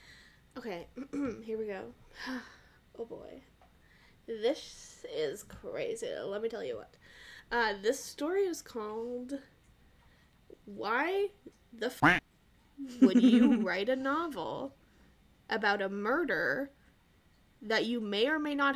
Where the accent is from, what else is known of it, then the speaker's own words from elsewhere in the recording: Canada; I'm Canadian